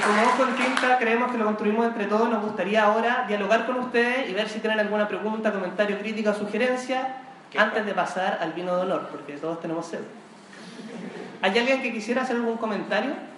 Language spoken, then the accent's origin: Spanish; Chile; somos los chilenos